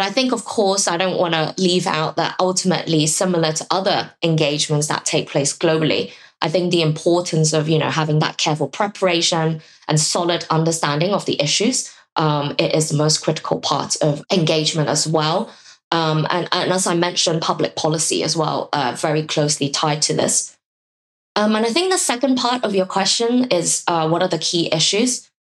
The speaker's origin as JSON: {"language": "English", "country": "Hong Kong", "said": "I'm from Hong Kong"}